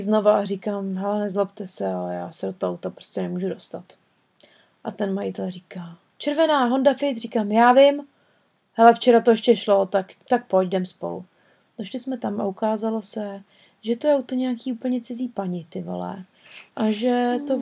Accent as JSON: {"language": "Czech", "country": "Czechia", "moved": "yes", "said": "jsme z České republiky"}